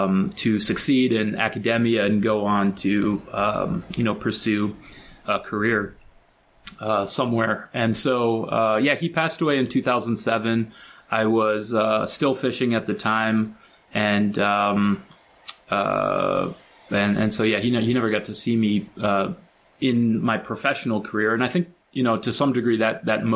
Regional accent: Chicago, Illinois, United States; I grew up in Chicago

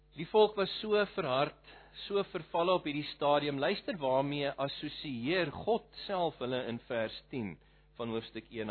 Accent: Malmesbury, Western Cape, South Africa; moved away as an adult; now in Pretoria, South Africa; Ek is van Malmesbury af oorspronklik.

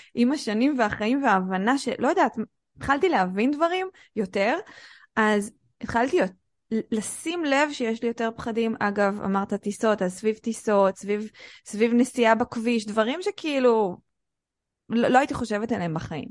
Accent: Israel; אנחנו כנשים שגדלנו בישראל, או שעשינו מבחנים בשפה העברית

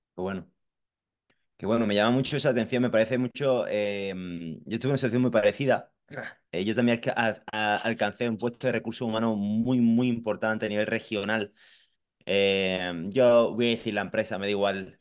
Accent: Marbella, Andalusia, Spain; moved away; also born or lived in Madrid; nací aquí en Málaga, eh, España, el sur, de, sur, sur de España, concretamente en Marbella

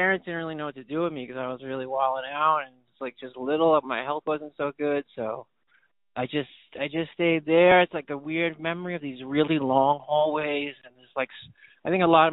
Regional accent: New York, United States; my growing up in New York has been a bit all over the place, you know, like, my mom is from Bushwick, and my dad was from Coney Island

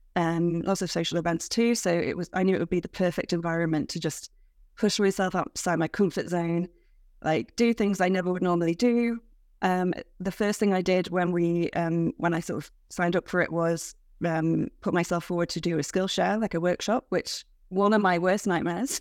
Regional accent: United Kingdom; as a British person

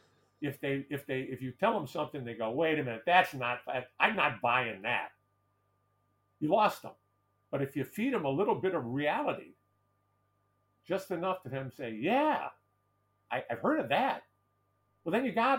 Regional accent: Detroit, Michigan, United States; my hometown of Detroit

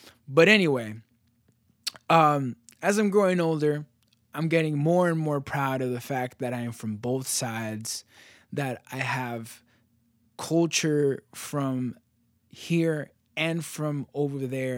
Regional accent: United States; like being a Latino, being American, being all these different things, and being completely proud of it

